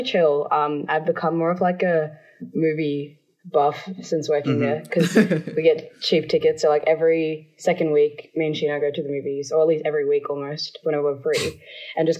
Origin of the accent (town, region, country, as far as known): Melbourne, Victoria, Australia